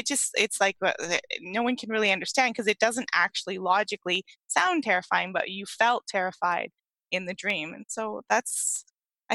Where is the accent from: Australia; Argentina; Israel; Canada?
Canada; East Coast; moved away as an adult; now in British Columbia, Canada; I grew up in Canada. I had that dream on the East Coast, but I now live on the West Coast